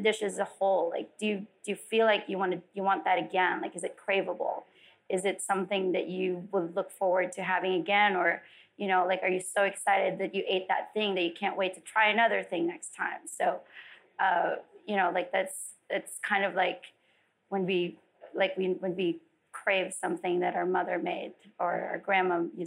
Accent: Philippines; also born or lived in Las Vegas; now in California, United States; I didn't grow up in LA. I grew up in the Philippines.

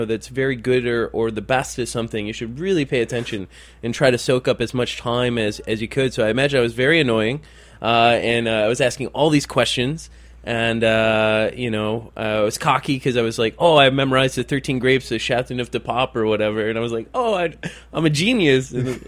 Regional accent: Detroit, Michigan, United States

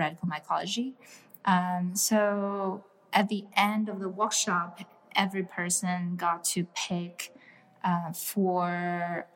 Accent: Shanghai, China; now in New York City, United States; I grew up in China

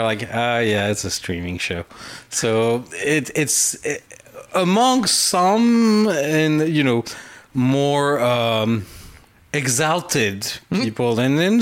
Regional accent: France; moved away; I grew up in France

